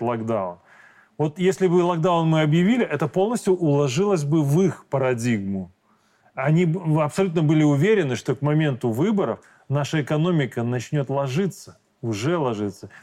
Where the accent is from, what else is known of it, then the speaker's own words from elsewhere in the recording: Belarus; мы простые белорусы